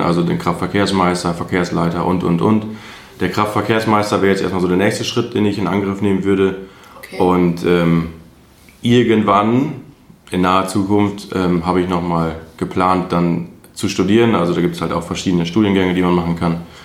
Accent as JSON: {"language": "German", "town": "Altenberge", "region": "North Rhine-Westphalia", "country": "Germany", "moved": "as an adult", "lives_now": "Diepholz, Germany"}